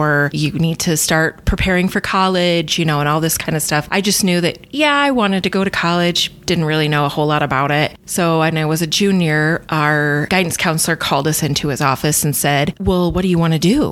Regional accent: Humboldt, Iowa, United States; I was originally from Humboldt. Fort Dodge was just down the road

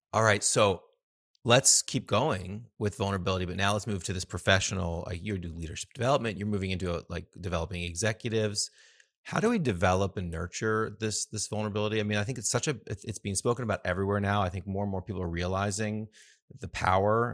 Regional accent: United States; I grew up in the States

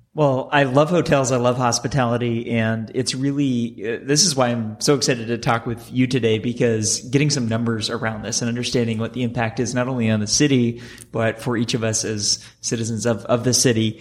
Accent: San Francisco, California, United States; here in my hometown

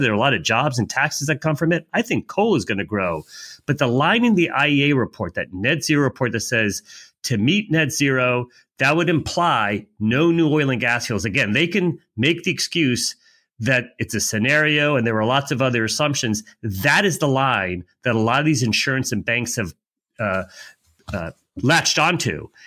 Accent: United States; I'm an American

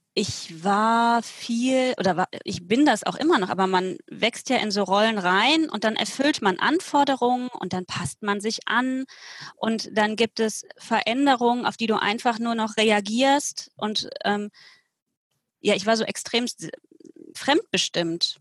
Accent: Cologne, North Rhine-Westphalia, Germany; Ich komme aus Köln, aus dem Kölner Westen

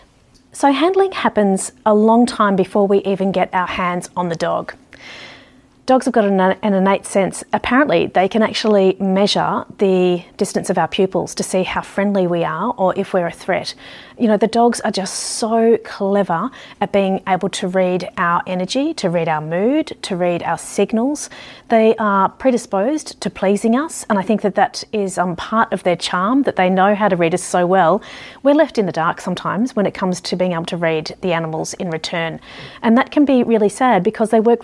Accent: Ballarat, Victoria, Australia; growing up in Ballarat

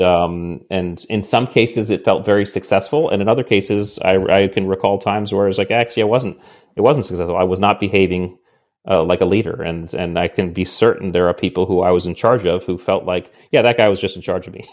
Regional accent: New England, Connecticut, United States; I grew up in New England in Connecticut

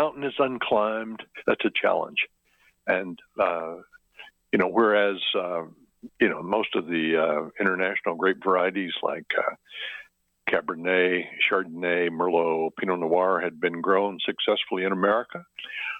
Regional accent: western Kentucky, United States; also born or lived in Michigan; now in Oregon, United States; I was born in Michigan. My parents then moved to a farm in the extreme western part of Kentucky, right on the Illinois-Missouri border. And we grew up with row crops

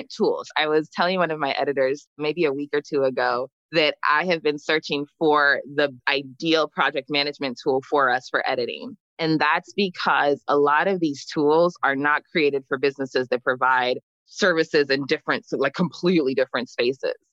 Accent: New Jersey, United States; also born or lived in Freetown, Sierra Leone; I was born in Freetown and my family immigrated to the U.S. when I was young because of the war. So I grew up in New Jersey.

